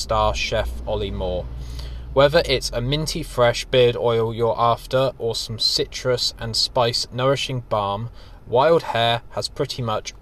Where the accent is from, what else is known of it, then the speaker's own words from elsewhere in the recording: United Kingdom; we're British